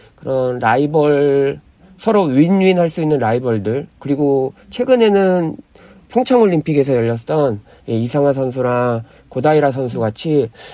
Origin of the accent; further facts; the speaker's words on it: South Korea; 저도 한국인이지만